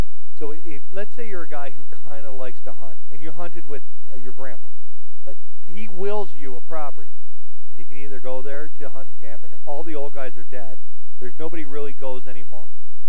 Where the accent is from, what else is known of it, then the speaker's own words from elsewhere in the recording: Port Hope, Ontario, Canada; growing up in Port Hope